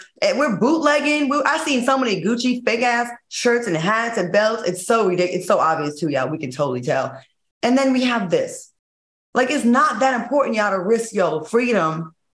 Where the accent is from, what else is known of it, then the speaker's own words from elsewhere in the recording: East Coast, United States; I grew up on the East Coast.